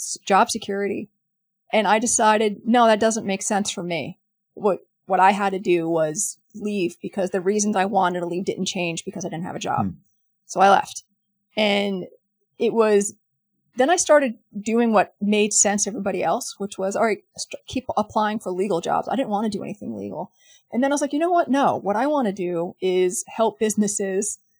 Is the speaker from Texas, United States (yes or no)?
no; New York City, New York, United States; I'm from New York City, and I was there that day.